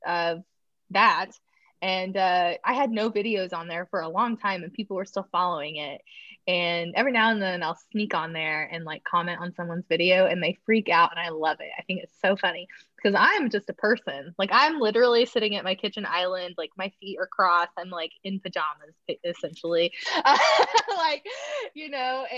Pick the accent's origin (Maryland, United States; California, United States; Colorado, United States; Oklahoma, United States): Oklahoma, United States; moved away as an adult; now in Oklahoma City, United States; Oklahoma City, which is about 2 hours where I'm from